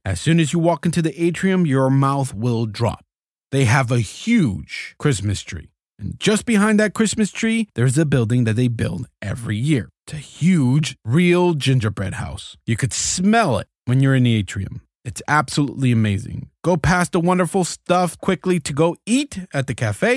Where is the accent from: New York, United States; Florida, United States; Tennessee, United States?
Florida, United States; South; was born and raised in South Florida. I lived in Dade County, but mostly in Broward County